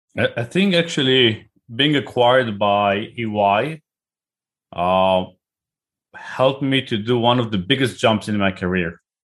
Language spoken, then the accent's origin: English; Israel; accent: Israeli; moved away as an adult; now in United Kingdom; I live in the U K, but I'm originally from Israel, as you can probably hear by my name and accent